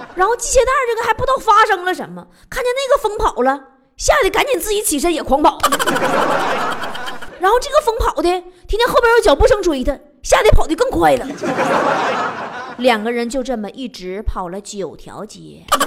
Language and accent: Chinese; China; 抱怨我们大陆人不懂生活。